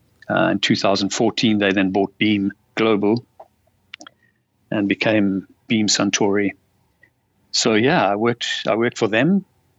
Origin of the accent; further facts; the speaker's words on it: Durban, KwaZulu-Natal, South Africa; moved away as an adult; now in Salzburg, Austria; I'm from Durban originally, and then I moved over here when I was 21 in 1989.